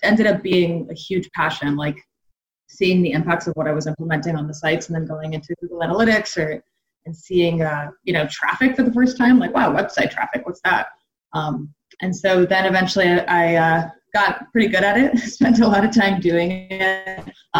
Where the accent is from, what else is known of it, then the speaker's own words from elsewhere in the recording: San Francisco Bay Area, California, United States; I grew up in the Bay Area.